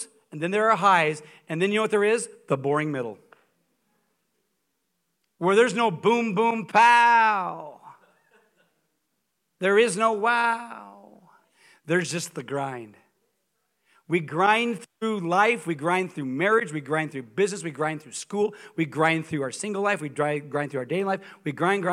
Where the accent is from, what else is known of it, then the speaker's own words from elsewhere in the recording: Coeur d'Alene, Idaho, United States; moved away as an adult; also born or lived in Columbia, Missouri; I grew up in Coeur d'Alene, Idaho